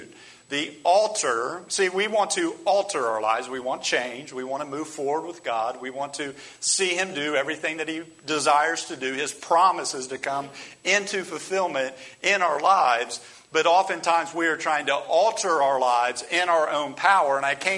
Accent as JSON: {"language": "English", "country": "United States", "said": "as American Christians"}